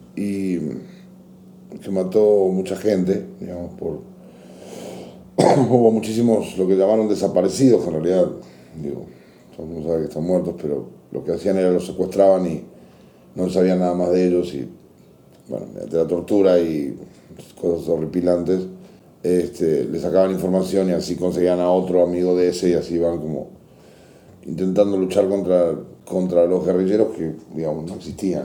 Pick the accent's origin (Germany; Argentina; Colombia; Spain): Argentina; Buenos Aires; moved away as an adult; also born or lived in Córdoba, Argentina; now in Mexico; Nací en Buenos Aires, luego eh, vinieron los militares, o pues, sea, subió un gobierno militar a mi país y nos fuimos a vivir a, Córdoba, que es una provincia al campo. Crecí ahí hasta, de los 8 a los 13 años y luego regresé a Buenos Aires